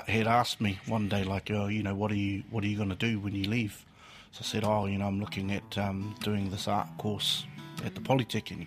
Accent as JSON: {"language": "English", "region": "Gisborne", "country": "New Zealand", "tie": "born or raised there", "also_born_or_lived": "Manutuke", "moved": "yes", "lives_now": "Mount Maunganui, New Zealand", "said": "I was born and raised there in Gisborne, in Kaiti"}